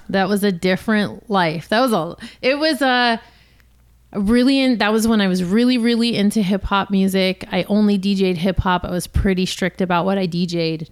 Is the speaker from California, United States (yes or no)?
yes; Los Angeles, California, United States; also born or lived in San Francisco; born and raised in Los Angeles